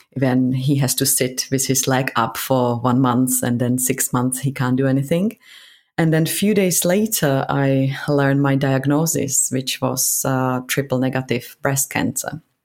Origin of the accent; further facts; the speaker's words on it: Prague, Czechia; moved away as an adult; now in London, United Kingdom; So I'm from Prague, from Czech Republic